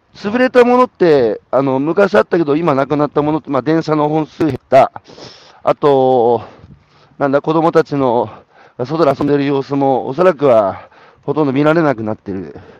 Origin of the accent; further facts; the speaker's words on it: Hanamaki, Iwate, Japan; 僕、岩手の花巻なんですが